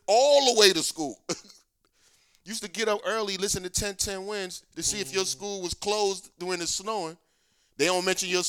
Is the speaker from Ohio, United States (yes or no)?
no; New York City, New York, United States; also born or lived in Brooklyn / Bronx; even when I moved from Harlem, we still went to school in Harlem.